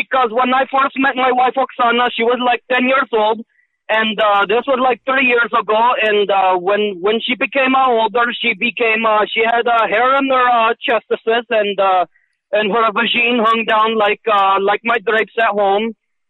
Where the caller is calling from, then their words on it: Romania; I call from Romania.